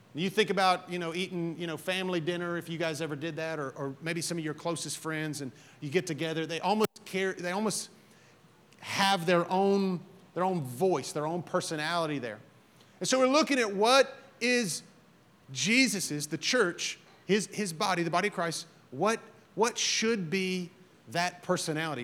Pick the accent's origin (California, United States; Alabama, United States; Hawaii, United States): Alabama, United States; I'm from Alabama